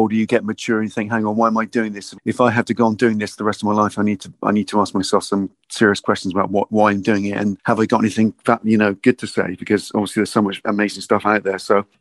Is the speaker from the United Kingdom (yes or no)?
yes; Bristol, South West England, United Kingdom; I'm sort of born and bred in Bristol, and I was kind of brought up in Lancaster, West in the Henbury